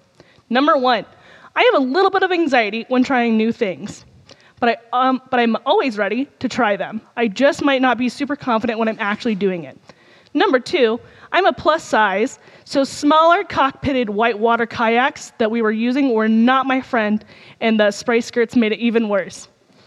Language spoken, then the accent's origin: English; United States; Despite growing up on the Mississippi River, I did not have any real experience paddling when I first started there.